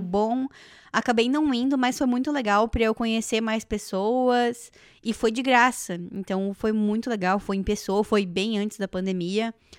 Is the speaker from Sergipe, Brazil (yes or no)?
no; Joinville, Santa Catarina, Brazil; now in Canada; lá da minha cidade, de Joinville